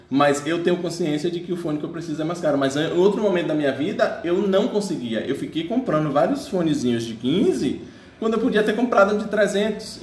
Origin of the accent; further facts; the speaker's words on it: Bahia, Brazil; eu sou baiano, né, da Bahia